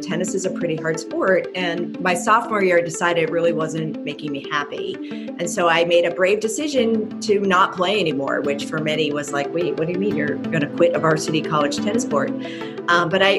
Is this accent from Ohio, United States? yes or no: no; Philadelphia, Pennsylvania, United States; moved away as an adult; also born or lived in Cornell University, New York; now in Bay Area, United States; growing up in Philadelphia